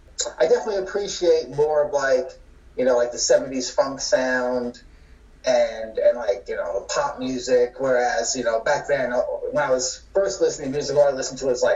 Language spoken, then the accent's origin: English; Long Island, New York, United States; moved away as an adult; also born or lived in Colorado; now in Highlands Ranch, United States; I'm originally from Long Island, New York. I was born and raised there. And then 96, when I was 27 years old, I moved out to Colorado.